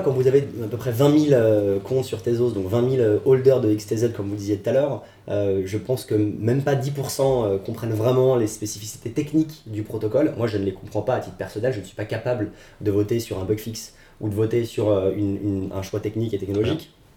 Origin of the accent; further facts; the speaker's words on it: France; nous en tant que Français